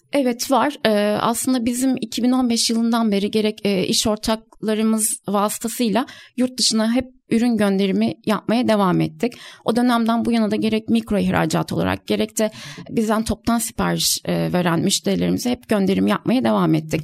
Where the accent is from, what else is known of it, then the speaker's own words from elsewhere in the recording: Kahramanmaraş, Turkey; moved away; Ben aslen de Kahramanmaraşlıyım. Ailem de depremi orada geçirdi